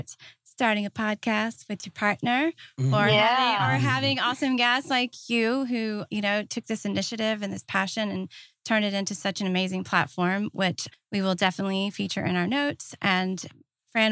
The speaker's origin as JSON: {"language": "English", "region": "Deep South", "country": "United States", "tie": "born or raised there", "said": "growing up in the Deep South"}